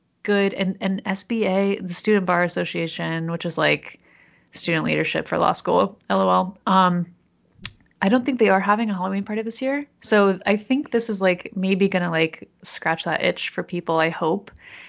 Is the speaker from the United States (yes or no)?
no; Canada; You don't have an accent. And you'd be like, I'm from Canada, assholes, or something like that.